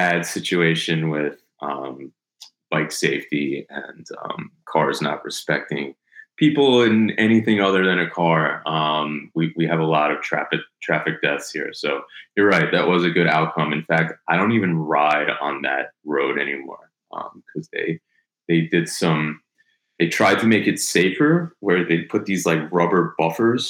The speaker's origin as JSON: {"language": "English", "town": "Syosset", "region": "New York", "country": "United States", "tie": "born or raised there", "also_born_or_lived": "Miami Beach", "moved": "yes", "lives_now": "Miami, United States", "said": "I grew up in Syosset, New York, which is out on Long Island, suburb New York City"}